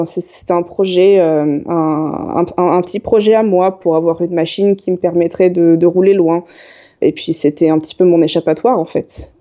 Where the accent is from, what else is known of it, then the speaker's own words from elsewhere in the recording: Yvelines, Île-de-France, France; moved away as an adult; also born or lived in Paris; now in Toulouse, France; je suis d'Île-de-France. Donc euh, j'ai grandi dans les, dans les Yvelines, donc j'ai vécu pendant 18 ans.